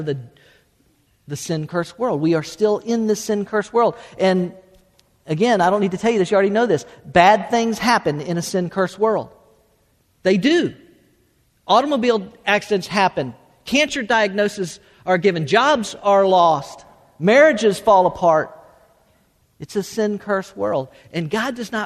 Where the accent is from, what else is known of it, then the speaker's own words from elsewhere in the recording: South Florida, United States; moved away as an adult; also born or lived in Tennessee; born and raised in Florida, I was